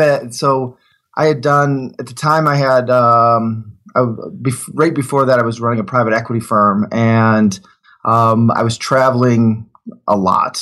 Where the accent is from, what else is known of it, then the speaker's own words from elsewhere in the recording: Detroit, Michigan, United States; also born or lived in Germany; I grew up in Detroit